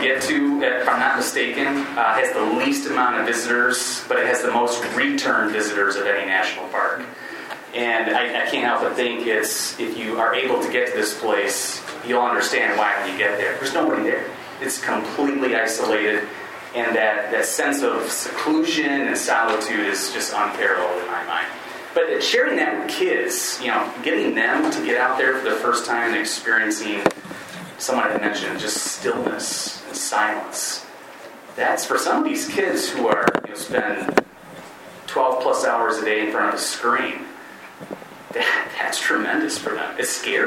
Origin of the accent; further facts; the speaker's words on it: West Michigan, United States; also born or lived in Chicago area; now in Chicago, United States; I grew up in West Michigan